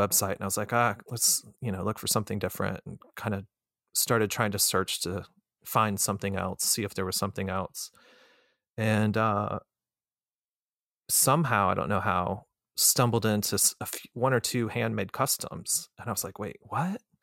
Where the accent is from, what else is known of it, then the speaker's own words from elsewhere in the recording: Florida, United States; moved away as an adult; also born or lived in Colorado / Chicago; I was born in Colorado, and my parents separated, and when I was about two, and my mother and I moved from Colorado to Florida. So, when I was growing up in Florida